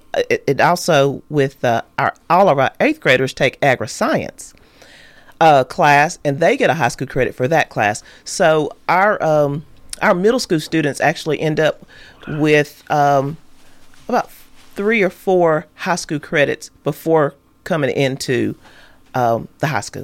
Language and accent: English; Hampshire, Tennessee, United States; I grew up in Hampshire.